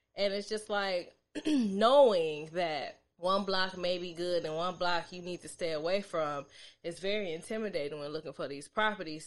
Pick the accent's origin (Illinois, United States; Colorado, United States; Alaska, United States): Illinois, United States; suburbs outside of Chicago; I was born in Chicago, but I was raised in the suburbs